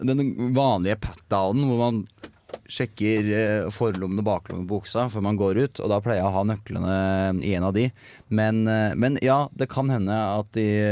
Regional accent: Toten, Innlandet, Norway; moved away as an adult; now in Trondheim, Norway; jeg bor jo, eh, som, eller kommer fra, som mange ikke hører på dialekta mi, fra Toten.

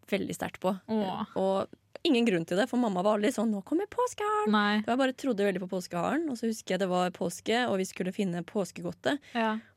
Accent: Asker, Akershus, Norway; Eh, fordi jeg er jo fra Asker. Slasker og Blærum.

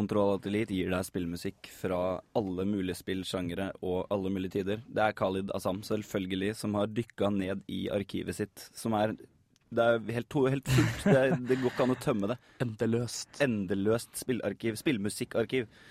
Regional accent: Larvik, Vestfold, Norway; hjemme i Larvik

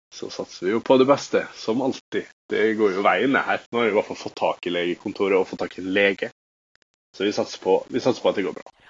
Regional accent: Molde, Møre og Romsdal, Norway; moved away; jeg har fastlege hjemme i Molde

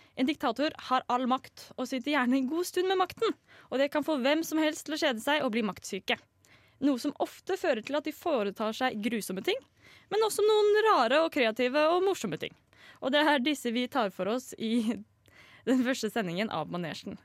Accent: Østfold, Norway; Jeg er 21 år og kommer fra Østfold.

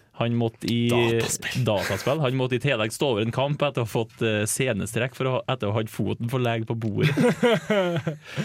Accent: Trøndelag, Norway; Som trønder

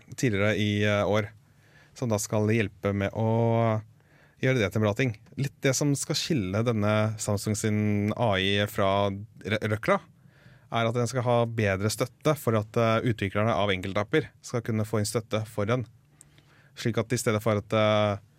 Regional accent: Norway

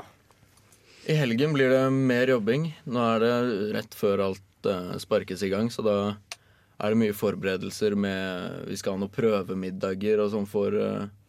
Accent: Oslo, Norway; now in Trondheim, Norway; jeg er fra Oslo og bor nå i Trondheim

